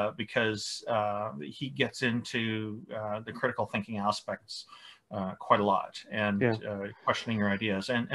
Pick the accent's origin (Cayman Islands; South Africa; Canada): Canada; I'm Canadian